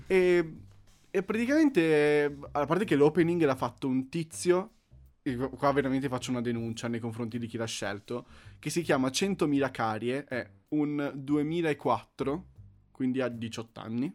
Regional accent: Monza, Lombardy, Italy; Io sono di Monza

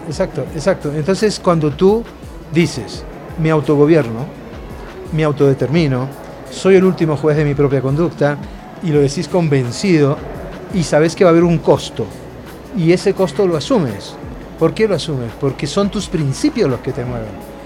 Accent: Argentina; moved away as an adult; also born or lived in Naples, Italy / Colombia; yo me crié en la Argentina siendo muy pobre

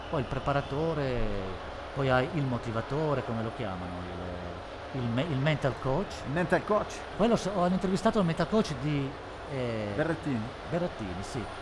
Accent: Bergamo, Lombardy, Italy; ce andiamo, siamo di Bergamo.

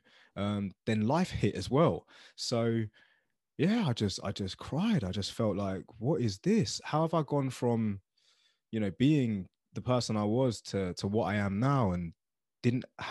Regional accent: Luton, East of England, United Kingdom; I grew up in Luton Town, which is a small town in England

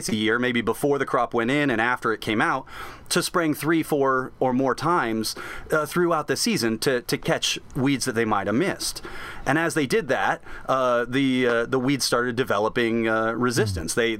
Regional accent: Southeast Iowa, United States; I grew up in Southeast Iowa

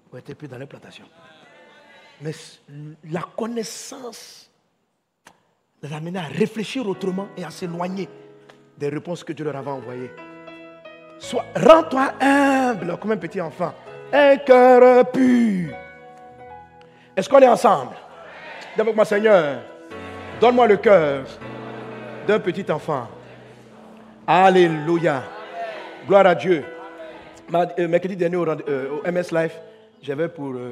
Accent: Côte d’Ivoire; Moi, je suis moi, je suis Ivoirien.

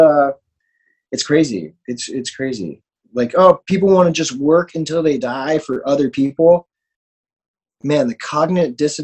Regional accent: Florida, United States; moved away as an adult; now in Los Angeles, United States; person growing up in Florida

